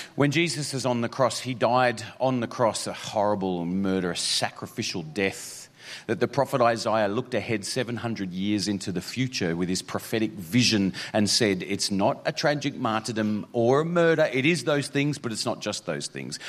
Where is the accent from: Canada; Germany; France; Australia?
Australia; Mount Isa, Queensland; moved away; also born or lived in Toowoomba, Queensland / Northern Territory; this is my hometown, but that's because I did primary school there